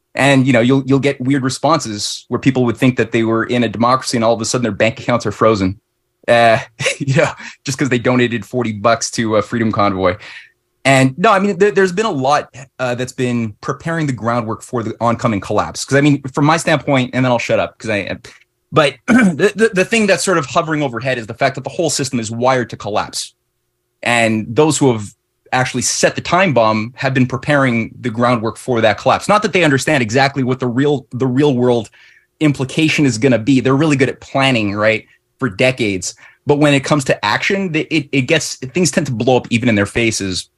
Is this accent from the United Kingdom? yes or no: no; Canada